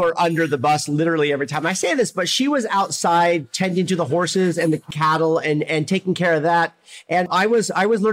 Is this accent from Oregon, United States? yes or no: yes; Oregon, United States; now in San Diego, United States; That Pacific Northwest upbringing really defines the way I cooked my entire career